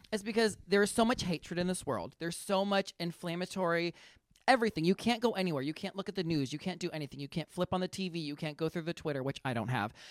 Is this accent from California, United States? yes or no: yes; Northern California, United States; moved away as an adult; also born or lived in Los Angeles, California; now in Cleveland, United States; I grew up in Northern California, went to L A for school